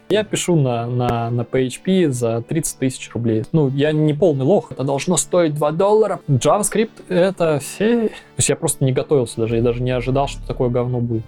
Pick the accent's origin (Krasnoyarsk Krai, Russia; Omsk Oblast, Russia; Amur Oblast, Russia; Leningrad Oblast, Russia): Krasnoyarsk Krai, Russia; Krasnoyarsk; moved away as an adult; also born or lived in Thailand; now in Hamburg, Germany; я родился в Красноярске в 85 году.